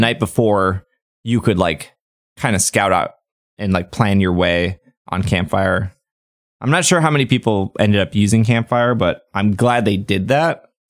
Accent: United States; I'm American

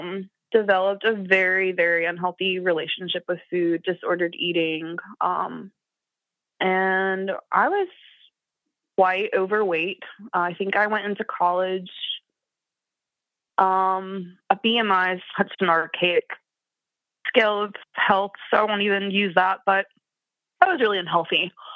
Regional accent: Appalachia, United States; So like I said, I'm from Appalachia. I don't think I have a very strong accent. I've had some media training, so I've learned to neutralize my accent.

